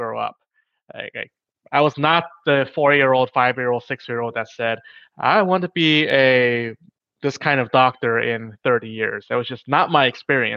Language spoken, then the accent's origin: English; New York, United States; I was born in New York to immigrant parents